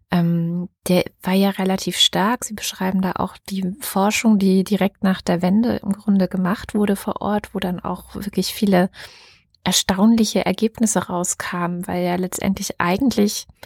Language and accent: German; Southern Germany, Germany; ich bin zwar ein Teil in Süddeutschland zur Schule gegangen, aber ein Teil habe ich auch meiner Kindheit in Ostdeutschland verbracht